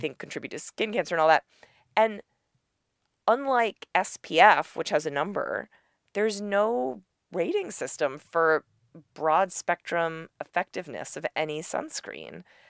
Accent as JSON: {"language": "English", "town": "New York City", "region": "New York", "country": "United States", "tie": "born or raised there", "said": "I grew up in New York City"}